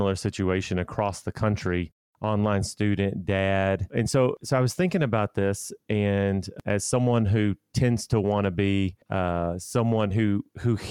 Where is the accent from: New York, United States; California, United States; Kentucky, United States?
Kentucky, United States; I grew up in Kentucky